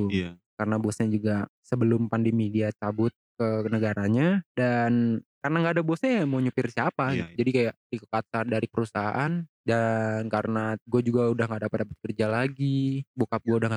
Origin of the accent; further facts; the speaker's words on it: Lampung, Indonesia; Di Lampung, pasar di kampung gue, iya. kampung yeah. di dalam kebun-kebun iya, karet